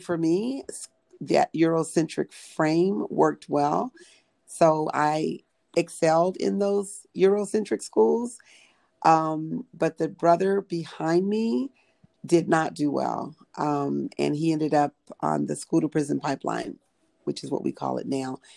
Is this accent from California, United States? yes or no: yes; Pomona, California, United States; I grew up in Pomona, California, 30 miles east of Los Angeles